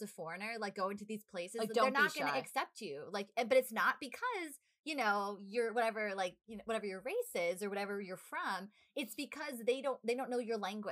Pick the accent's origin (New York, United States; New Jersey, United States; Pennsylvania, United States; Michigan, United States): New York, United States; we're from New York